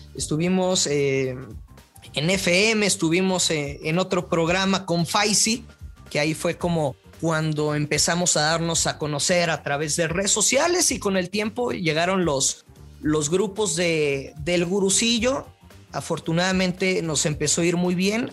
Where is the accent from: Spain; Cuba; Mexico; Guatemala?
Mexico; northern Mexico; como buen norteño